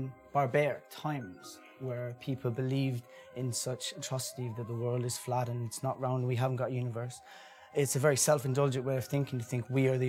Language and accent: English; Ireland; I come from a place called Leash in Ireland.